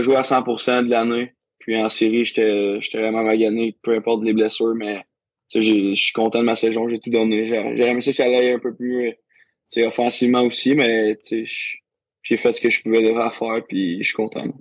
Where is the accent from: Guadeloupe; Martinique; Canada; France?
Canada; Saint-Majorique-de-Grantham, Quebec; also born or lived in Rouyn-Noranda; je viens de Drummondville, dans un petit village en Drummondville ça s'appelle Saint-Majoric de Grantham